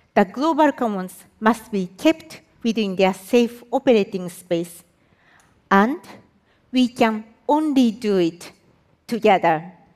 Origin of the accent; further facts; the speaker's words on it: Japan; I am from Japan